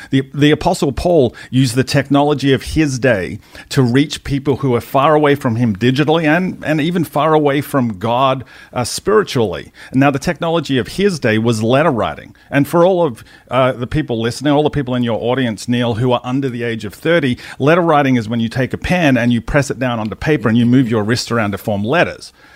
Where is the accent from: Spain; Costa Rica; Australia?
Australia; moved away as an adult; also born or lived in United States; as an Australian